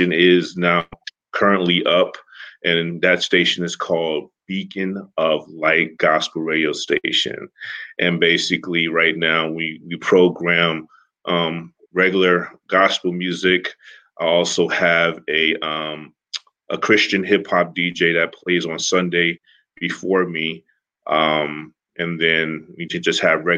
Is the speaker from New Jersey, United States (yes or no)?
yes; Newark, New Jersey, United States; now in Livermore, United States; I'm originally from Newark, New Jersey, now living in Livermore, California in the Bay Area